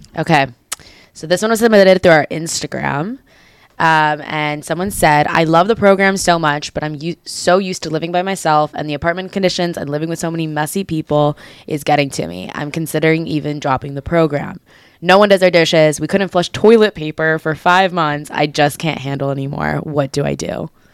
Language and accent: English; Israel; I'm I'm originally from Israel. Like I was born here and I grew up speaking Hebrew most of my life.